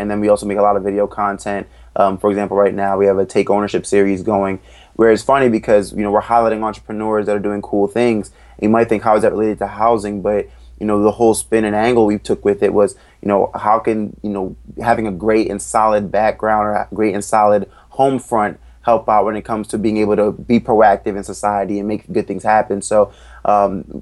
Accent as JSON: {"language": "English", "town": "Ellicott City", "region": "Maryland", "country": "United States", "tie": "born or raised there", "also_born_or_lived": "Philadelphia", "said": "I grew up right outside of Baltimore in Ellicott City, Maryland"}